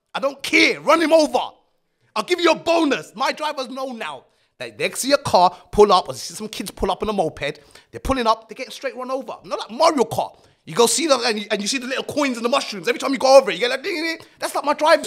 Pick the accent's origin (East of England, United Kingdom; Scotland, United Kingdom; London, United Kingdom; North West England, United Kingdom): East of England, United Kingdom; Luton; growing up in Luton, Luton's not, it's not the best place in the world to grow up